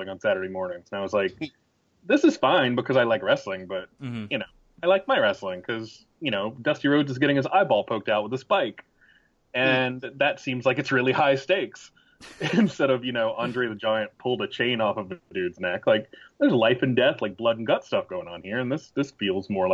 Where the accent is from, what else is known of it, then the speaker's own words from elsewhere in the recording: Danville, Virginia, United States; I was born in Danville, Virginia, which is about 45 minutes from Greensboro, North Carolina. So I was born in the heart of horseman country.